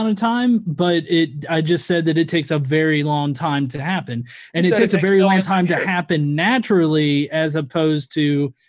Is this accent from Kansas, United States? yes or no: no; Alabama, United States; That's just how I talk because I'm actually from Alabama.